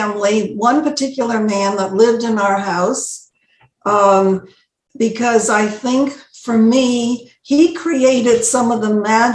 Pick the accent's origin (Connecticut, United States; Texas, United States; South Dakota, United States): Connecticut, United States; Bridgeport; also born or lived in New Haven, Connecticut; I remember as a little girl, 5.5 years old, we're moving from New Haven to Bridgeport, from an apartment and to a bigger apartment.